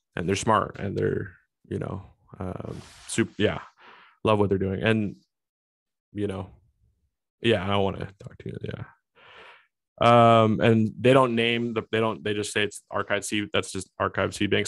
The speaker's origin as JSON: {"language": "English", "region": "Washington", "country": "United States", "tie": "born or raised there", "said": "my home state, Washington State"}